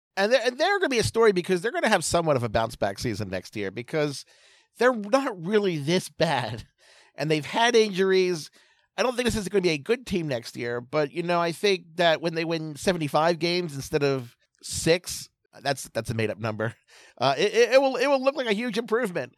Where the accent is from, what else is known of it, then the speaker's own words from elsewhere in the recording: Baltimore, Maryland, United States; my hometown team, the Baltimore Orioles